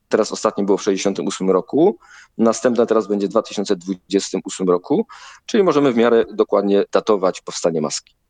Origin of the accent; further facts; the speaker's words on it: Silesian Voivodeship, Poland; ja jestem ze Śląska, no więc ta Śląszczyzna ze mnie zawsze wychodzi.